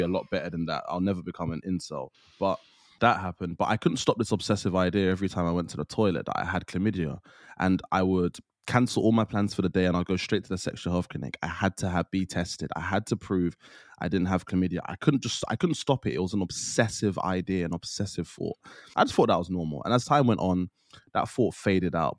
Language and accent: English; Trinidad & Tobago; I'm from Trinidad